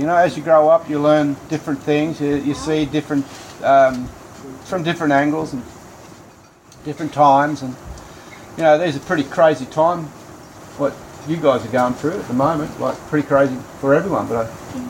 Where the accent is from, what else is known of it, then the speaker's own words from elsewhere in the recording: Manangatang, Victoria, Australia; I'm from Manangatang. I was born in the hospital here, and I was raised in a farm just out the road here, about 11 k's.